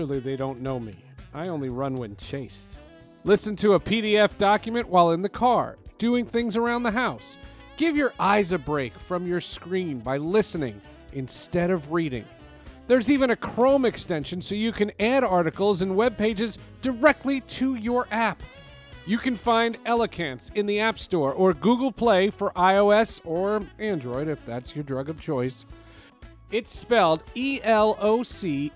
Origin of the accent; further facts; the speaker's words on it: New Jersey, United States; moved away; also born or lived in Syracuse / Denver / Seattle; I'm from Jersey.